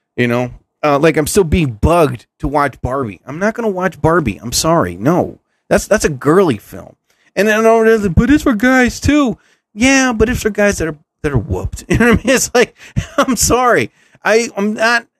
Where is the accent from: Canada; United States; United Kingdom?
United States; New Jersey; I'm from New Jersey